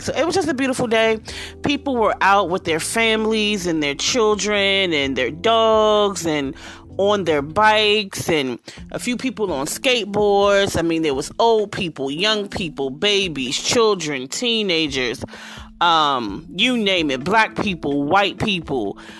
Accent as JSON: {"language": "English", "town": "Washington", "region": "District of Columbia", "country": "United States", "tie": "born or raised there", "said": "to be in my city, to be in my hometown"}